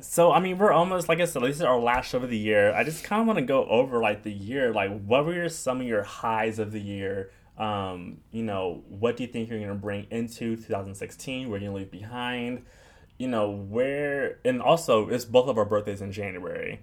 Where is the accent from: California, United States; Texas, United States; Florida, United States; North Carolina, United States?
California, United States; California suburbs, United States; moved away as an adult; now in New York, United States; I'm from California, but I'm not from Los Angeles. I grew up in the suburbs.